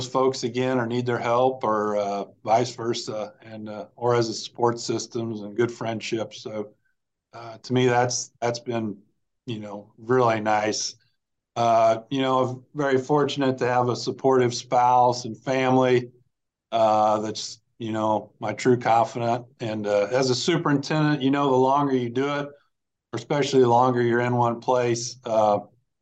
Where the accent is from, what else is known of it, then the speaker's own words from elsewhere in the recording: Marion, Illinois, United States; moved away as an adult; also born or lived in Mahomet-Seymour, Illinois; I call it my hometown where my parents live, my dad retired from, I graduated from high school there